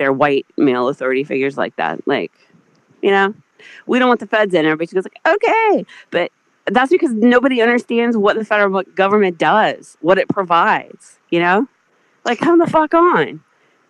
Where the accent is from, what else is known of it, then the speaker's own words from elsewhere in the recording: South Carolina, United States; I'm from South Carolina